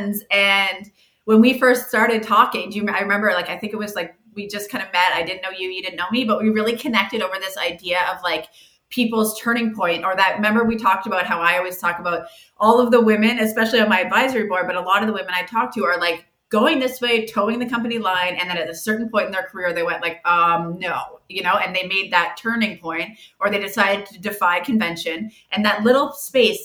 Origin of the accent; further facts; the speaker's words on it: Halifax, Nova Scotia, Canada; I grew up in Halifax, just on the East Coast here. Born and raised here.